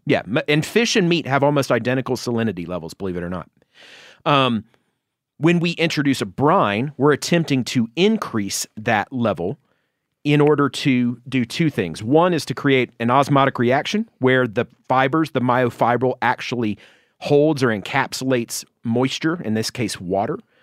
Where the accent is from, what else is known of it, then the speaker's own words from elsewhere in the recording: Georgia, United States; my home state of Georgia